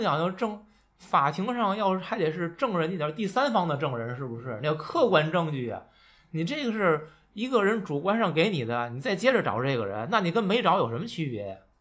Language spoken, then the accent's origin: Chinese; China; 我们中国人的阅读习惯和表达习惯